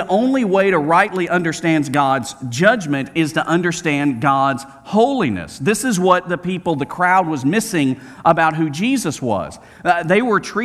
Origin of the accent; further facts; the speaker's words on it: Birmingham, Alabama, United States; I grew up in Birmingham, Alabama